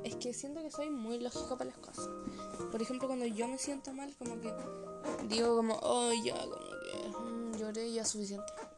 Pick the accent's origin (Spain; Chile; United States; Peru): Chile; yo hablando como que no soy chilena